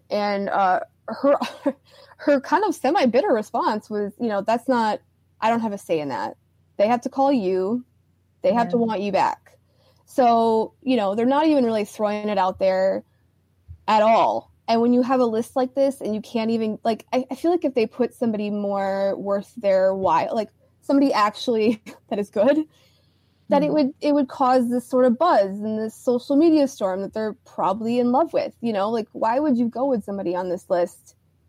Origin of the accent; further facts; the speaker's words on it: Georgia, United States; I am from Georgia and I am a Southern girl.